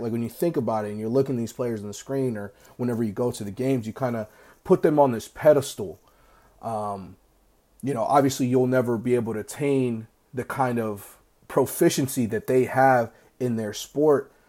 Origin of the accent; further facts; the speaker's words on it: United States; I grew up in America